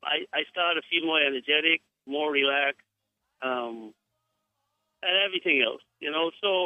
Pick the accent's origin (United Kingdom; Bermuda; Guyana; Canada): Guyana; I am from Guyana, but I have, my wife is from Jamaica. So I've been to Jamaica a lot.